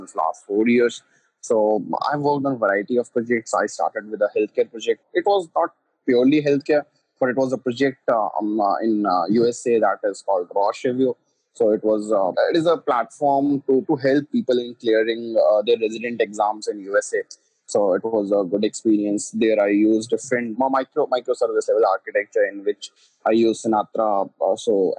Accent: Delhi, India; I'm from Delhi, India.

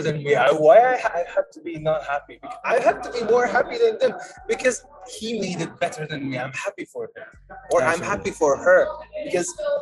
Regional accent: Uzbekistan; English is a second language; I'm from Uzbekistan

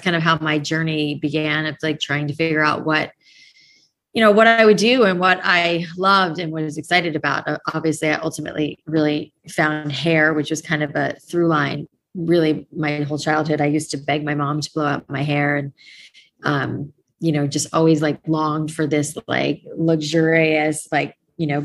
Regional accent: South Florida, United States; also born or lived in New York; I grew up in South Florida. I was born in New York, but mainly spent most of my childhood in South Florida

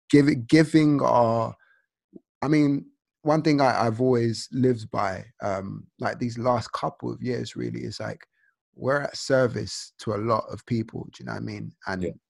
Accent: Nigeria; This reminded me of being Nigerian because you know you're so consumed

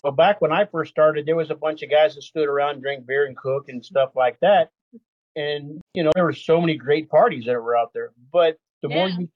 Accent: Texas, United States; we're from Texas

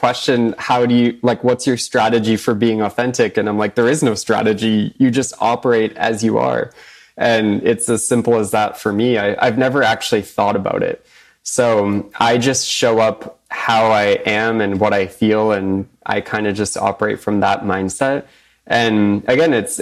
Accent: Boston, Massachusetts, United States; I'm a New England boy at heart

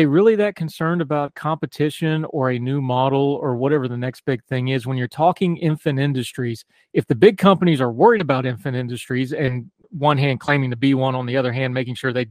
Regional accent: West Virginia, United States; West Virginian. I'm old enough to remember Robert C. Byrd.

